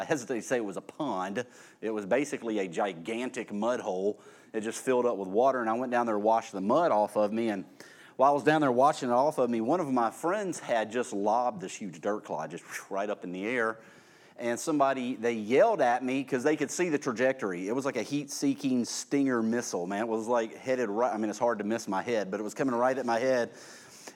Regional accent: Irvington, United States; I grew up at that time out in Irvington

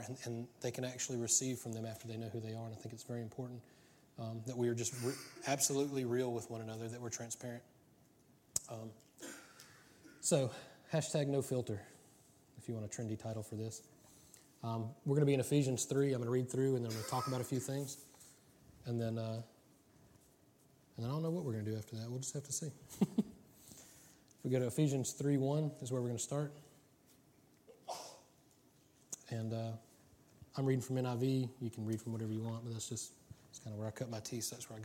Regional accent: United States; I'm American

